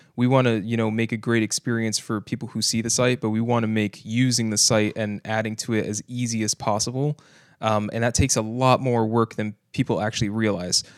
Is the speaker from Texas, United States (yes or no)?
no; Kissimmee, Florida, United States; I grew up basically in Kissimmee, uh, for most of my life